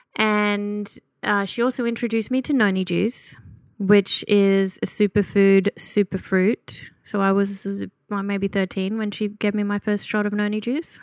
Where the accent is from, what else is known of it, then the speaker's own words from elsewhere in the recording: Gunnedah, New South Wales, Australia; moved away; I was born and raised in a little country town called Gunnedah